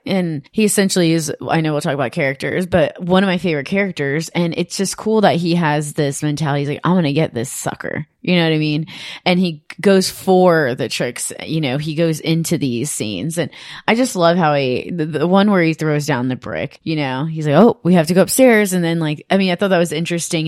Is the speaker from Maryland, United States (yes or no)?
no; Cleveland, Ohio, United States; I grew up in Cleveland and not in a nice house.